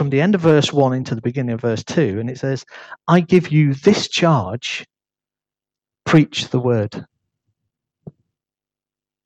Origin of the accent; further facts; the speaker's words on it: United Kingdom; accent: northern; they got used to my northern accent